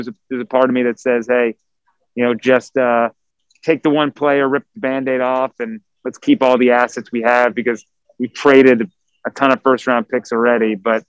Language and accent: English; New York, United States; I said I jumped on the bandwagon because I grew up in New York, and if you want to know the teams that I root for, they're all the losers.